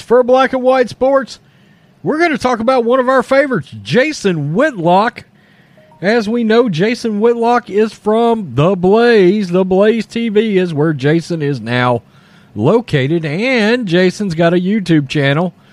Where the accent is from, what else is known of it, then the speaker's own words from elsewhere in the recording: Texas, United States; I am a redneck from Texas